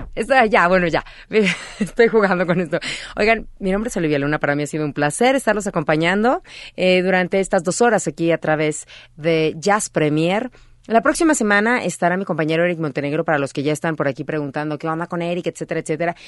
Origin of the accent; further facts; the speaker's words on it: Naucalpan, State of Mexico, Mexico; mi pueblo, Naucalpan